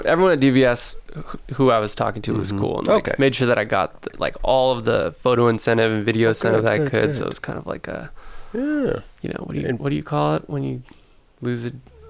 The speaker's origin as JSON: {"language": "English", "town": "St. Helena", "region": "California", "country": "United States", "tie": "born or raised there", "said": "it's my hometown."}